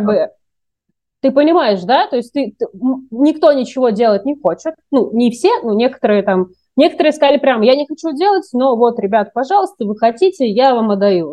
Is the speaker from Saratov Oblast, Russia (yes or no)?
no; Moscow, Russia; moved away as an adult; also born or lived in Kaluga; now in Philippines; для меня, как для москвички